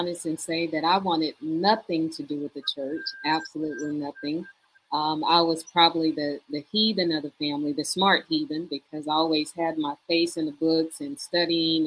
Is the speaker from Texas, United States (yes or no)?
yes; Houston, Texas, United States; I grew up in Houston, Texas